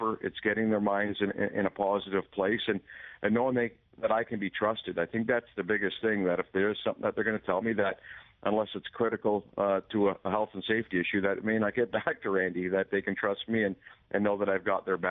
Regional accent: Toronto, Ontario, Canada; I grew up in Toronto

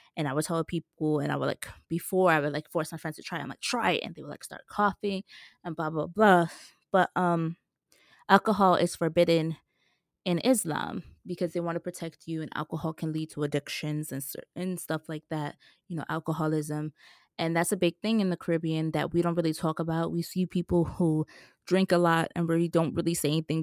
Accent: New York, United States; a woman from New York

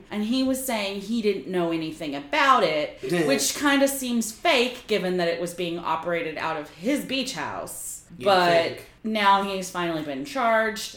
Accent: Oklahoma, United States; I drove down from my hometown in Oklahoma to Dallas

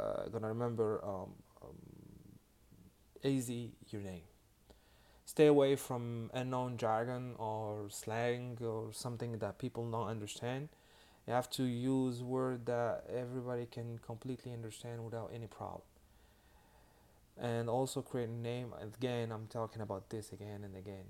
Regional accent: Miami, Florida, United States; I'm from Miami

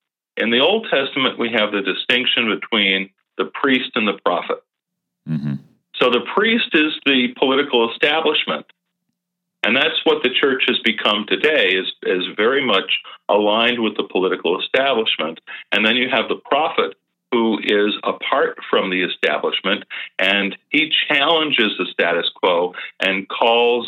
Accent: Thousand Oaks, California, United States; my hometown about a mile from where I used to live for many, many years at the borderline here in Thousand Oaks, California

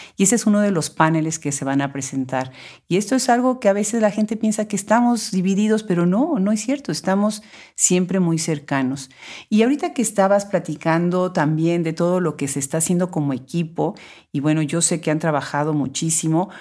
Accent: Puebla, Mexico; en Puebla, que es mi ciudad natal

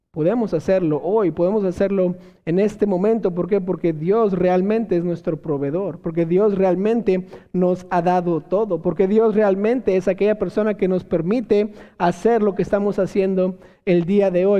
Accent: Mexico; como buenos mexicanos

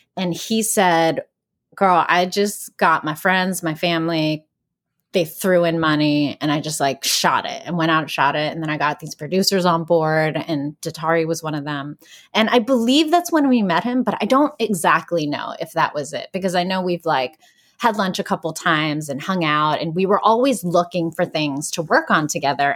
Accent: Greensburg, Pennsylvania, United States; moved away; Greensburg where I shot the film, my hometown in Pennsylvania

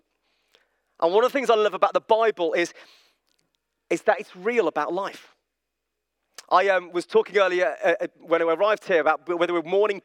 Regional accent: Birmingham, West Midlands, United Kingdom; I'm from Birmingham

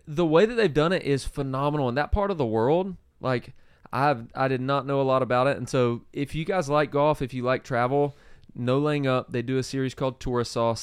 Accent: South Georgia, United States; I grew up in South Georgia

